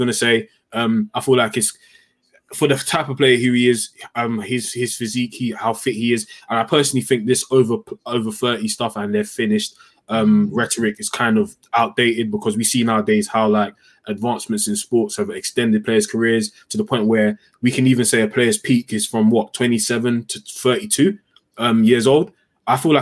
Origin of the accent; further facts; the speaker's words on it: United Kingdom; as Britain, as a British people